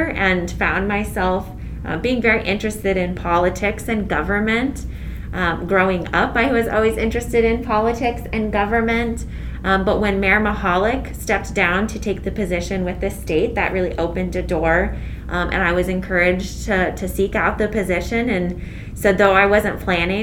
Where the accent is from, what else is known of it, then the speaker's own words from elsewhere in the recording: Findlay, Ohio, United States; I'm born and raised in Findlay